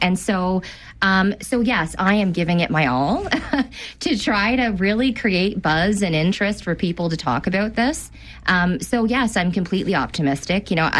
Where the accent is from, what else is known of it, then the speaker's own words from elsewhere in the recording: Cambridge, Ontario, Canada; And I'm a proud resident of Cambridge.